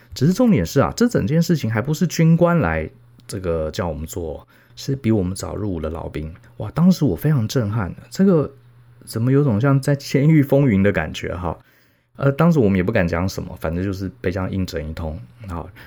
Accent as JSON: {"language": "Chinese", "town": "Taipei", "country": "Taiwan", "tie": "born or raised there", "said": "从小在台北市长大，从小就是读书考试"}